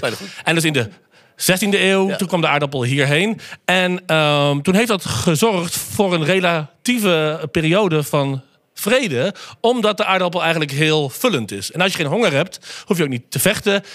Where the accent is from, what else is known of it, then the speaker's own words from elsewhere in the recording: Netherlands; wij gewoon als Nederlanders